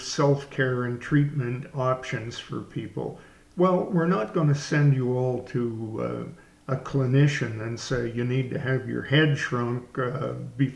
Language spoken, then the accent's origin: English; Canada; moved away; my Canadian background